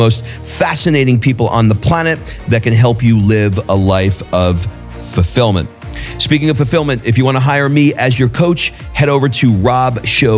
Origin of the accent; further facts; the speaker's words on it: New York, United States; also born or lived in Atlanta, Georgia / Hermosa Beach, California; now in Florence; I was born in the 60s. In New York